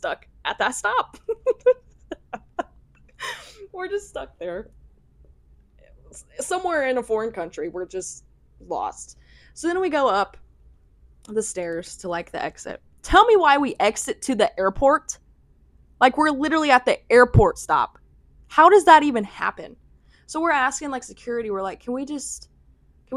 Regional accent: United States; we're American

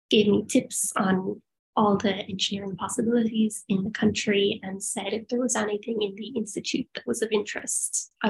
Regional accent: Perth, Western Australia, Australia; born there; I have Australian citizenship because I was born in Perth.

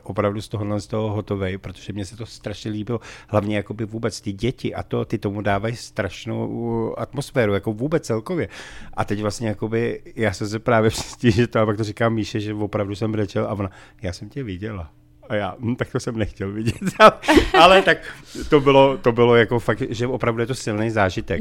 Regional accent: Prague, Czechia; já jsem sice Pražák

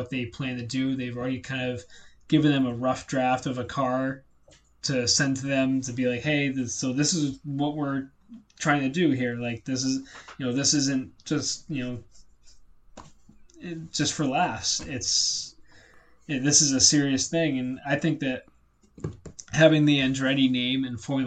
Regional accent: United States

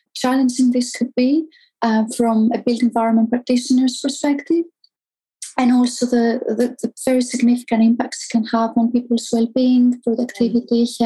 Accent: Greece; moved away; also born or lived in Athens; I grew up in Greece, and as you know, it's it's quite hot there.

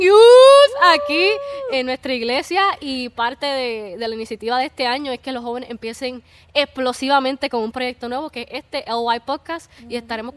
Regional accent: Puerto Rico; somos de Puerto Rico.

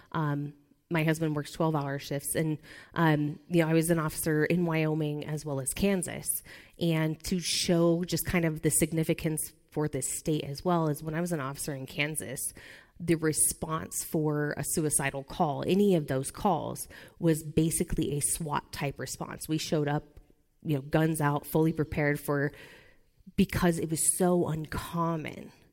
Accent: Nebraska, United States; I'm from Nebraska

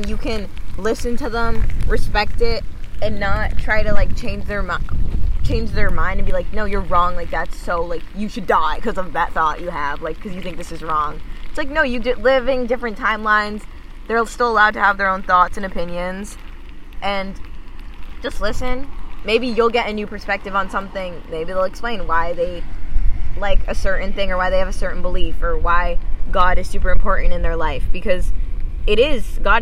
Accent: Boston, Massachusetts, United States; also born or lived in California; now in Los Angeles, United States; I was born in Boston, Massachusetts

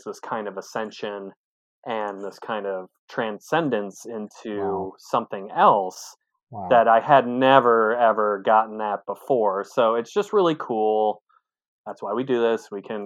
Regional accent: Michigan, United States; now in Seattle, United States; I'm also from Michigan

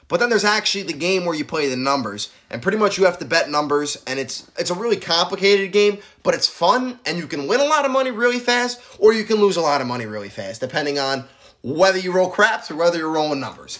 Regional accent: Syracuse, New York, United States; And I'm from Syracuse, New York.

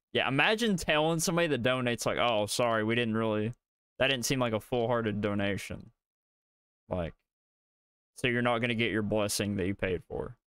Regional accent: the South, United States; accent: Southern; You can tell by our voices we're from the South

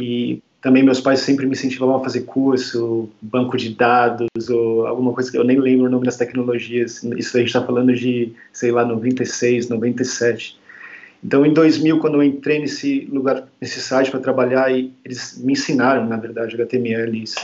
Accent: São Paulo, Brazil; moved away as an adult; also born or lived in London, United Kingdom; Eu sou de São Paulo, originalmente

